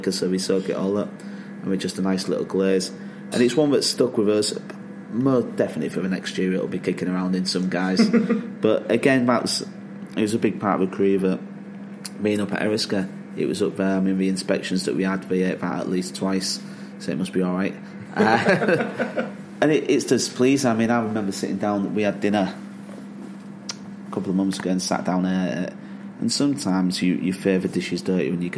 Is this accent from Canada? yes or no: no; Hull, Yorkshire and the Humber, United Kingdom; moved away as an adult; also born or lived in London / Lake District / Scotland; now in Yorkshire, United Kingdom; Family were all in Hull. I grew up in Hull.